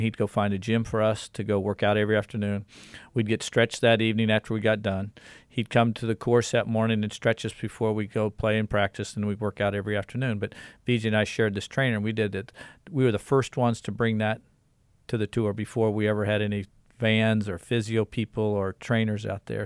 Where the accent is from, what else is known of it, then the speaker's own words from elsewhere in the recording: Kansas City, Missouri, United States; I grew up in Kansas City